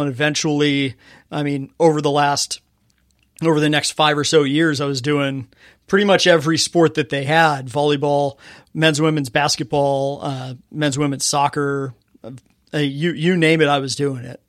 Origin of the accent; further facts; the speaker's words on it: Fontana, California, United States; I grew up in Fontana, California.